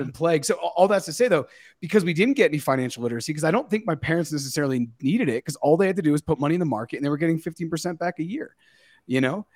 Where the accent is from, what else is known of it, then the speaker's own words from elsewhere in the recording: United States; Growing up in the United States in the nineties, raised by parents who were raised by their parents